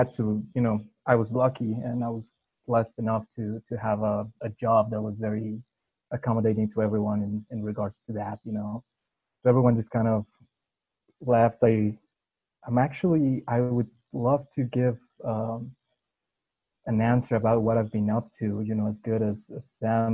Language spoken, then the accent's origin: English; Puebla, Mexico; my hometown club, Puebla FC